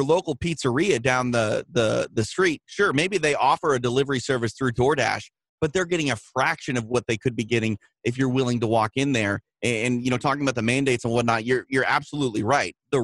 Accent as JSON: {"language": "English", "region": "Midwest", "country": "United States", "moved": "yes", "said": "I'm from the Midwest."}